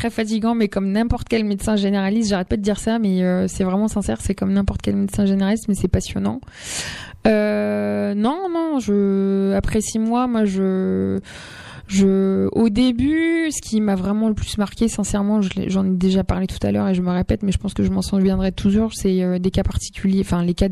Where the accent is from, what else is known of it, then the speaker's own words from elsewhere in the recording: Amiens, Hauts-de-France, France; moi je viens d'Amiens et j'ai remplacé aux alentours Damien.